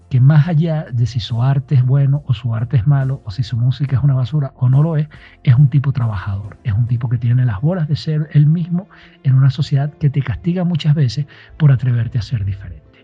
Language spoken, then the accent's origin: Spanish; Maracay, Aragua, Venezuela; now in Quito, Ecuador; Soy de Venezuela, nacido en Maracay. Actualmente estoy viviendo en Quito, Ecuador.